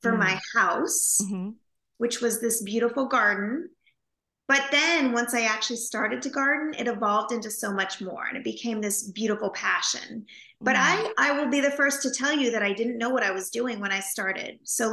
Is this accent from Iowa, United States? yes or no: no; Napa Valley, California, United States; I grew up in California in a little house in the Napa Valley